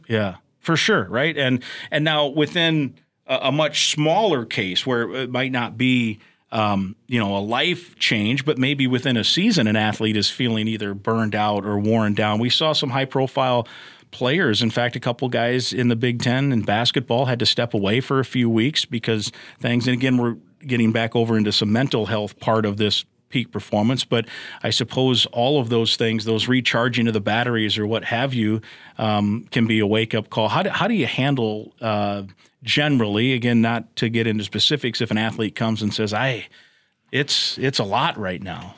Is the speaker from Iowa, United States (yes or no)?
yes; Iowa, United States; I grew up in Iowa